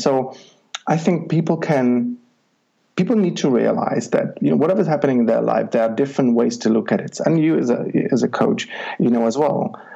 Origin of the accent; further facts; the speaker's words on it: Czechia; moved away as an adult; I'm originally from Czech Republic, okay. and I'm from a little village up the hills and mountains where um, it's you know just a few hundred people